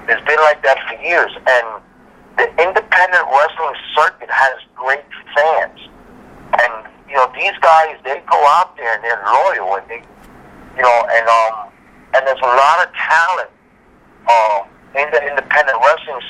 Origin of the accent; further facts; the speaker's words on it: New York City, New York, United States; I'm from Brooklyn myself.